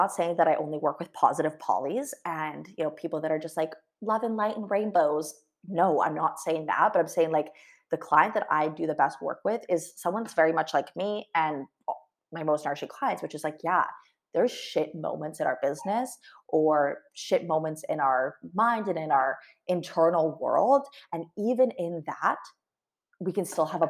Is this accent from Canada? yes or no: yes; Canada; I'm Canadian, Tim Hortons